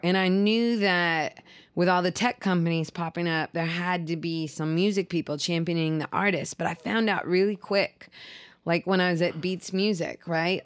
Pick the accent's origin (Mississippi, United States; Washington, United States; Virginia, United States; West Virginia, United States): Washington, United States; Seattle; as a kid growing up in Seattle